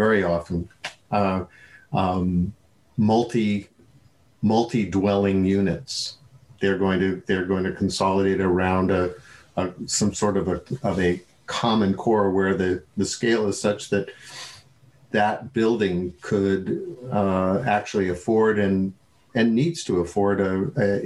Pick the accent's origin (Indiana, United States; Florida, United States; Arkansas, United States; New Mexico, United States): New Mexico, United States; when I grew up in New Mexico